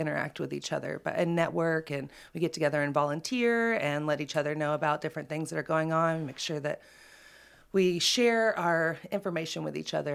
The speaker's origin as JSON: {"language": "English", "town": "Knoxville", "region": "Tennessee", "country": "United States", "tie": "born or raised there", "said": "I grew up in Knoxville and have been here my whole life."}